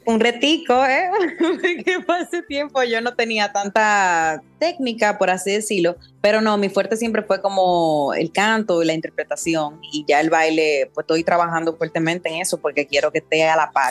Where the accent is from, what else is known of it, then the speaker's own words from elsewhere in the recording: Dominican Republic; yo he vivido toda la vida aquí en, en República Dominicana, o sea, me fui a estudiar fuera por un año y medio, pero después siempre he estado acá